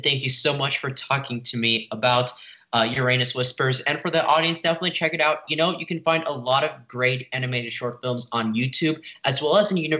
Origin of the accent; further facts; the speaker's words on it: Los Angeles, California, United States; from Los Angeles